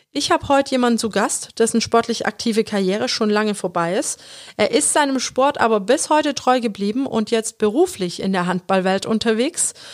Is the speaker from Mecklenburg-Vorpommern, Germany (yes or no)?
no; Metzingen, Baden-Württemberg, Germany; Mein Papa, der ist Abteilungsleiter geworden bei uns in Metzingen